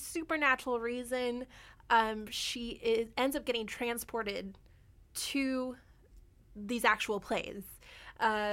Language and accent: English; Portland, United States; now in Vancouver, Canada; my hometown of Portland